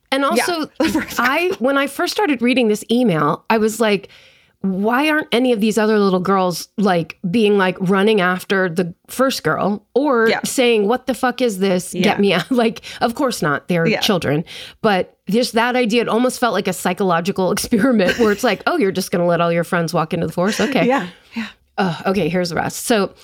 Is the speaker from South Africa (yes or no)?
no; South East England, United Kingdom; I grew up just outside London, and then in parentheses, they put England.